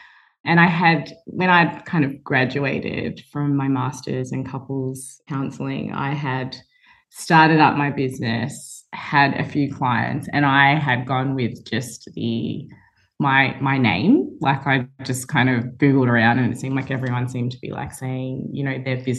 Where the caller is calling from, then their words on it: Melbourne, Victoria, Australia; I'm joining from Melbourne.